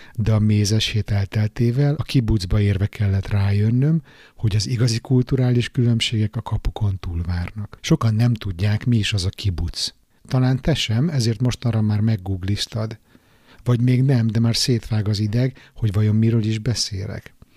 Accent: Budapest, Hungary; moved away as an adult; now in Stockholm, Sweden; újpesti srác vagyok, panelban nőttem föl

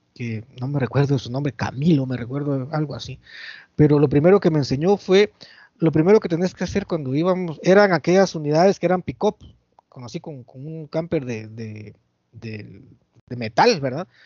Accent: San Miguel Petapa, Guatemala Department, Guatemala; aquí en mi pueblo, en San Miguel Petapa

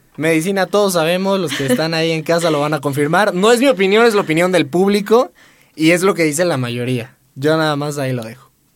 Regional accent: Puebla, Mexico; soy de aquí. Soy de aquí ah. toda la vida siendo poblano

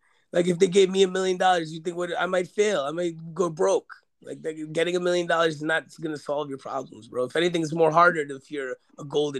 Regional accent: New York City, New York, United States; I'm from Queens.

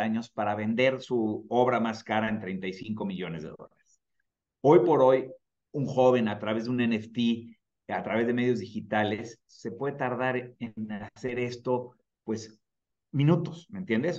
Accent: Mexico; en México como mexicano

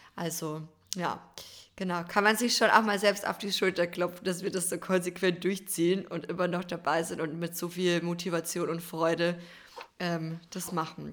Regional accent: Bavarian Forest, Germany; bei uns im Bayerischen Wald

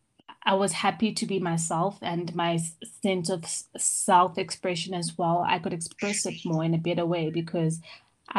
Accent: Johannesburg, Gauteng, South Africa; also born or lived in Ireland; I come from Johannesburg, born and bred

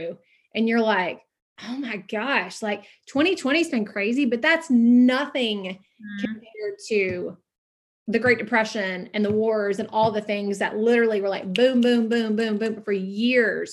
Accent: the South, United States; I'm from the South. So I'm a Southern girl

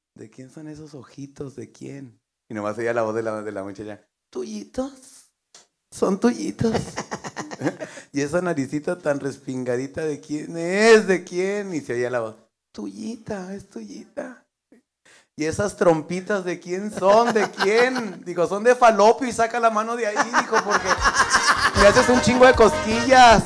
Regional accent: northern Mexico, Mexico; como somos los norteños

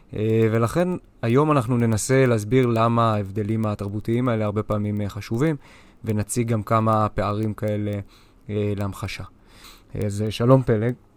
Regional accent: Israel; אנחנו ישראלים

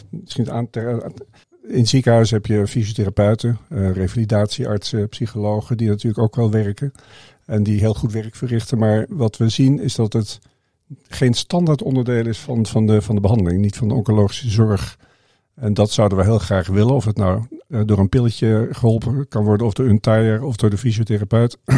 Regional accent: Indonesia; born there; Maar ik ben de zoon van een zendeling. En ik ben in Indonesië geboren. Mijn, mijn vader was zendingsarts.

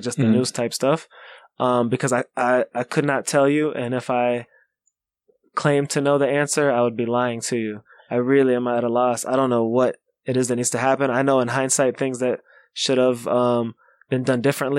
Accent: Kentucky, United States; now in Chicago, United States; where I grew up in Kentucky

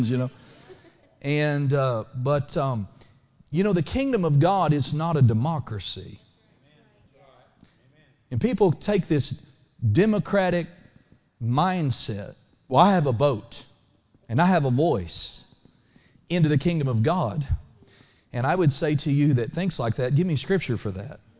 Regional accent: United States; I'm so glad to be born an American.

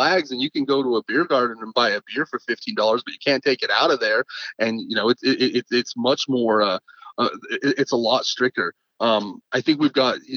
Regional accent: Richfield, Utah, United States; also born or lived in Salt Lake City, Utah; I was born in Salt Lake City, and then when I was just about 6 years old, I moved to a small town that's in the dead center of the state called Richfield, Utah

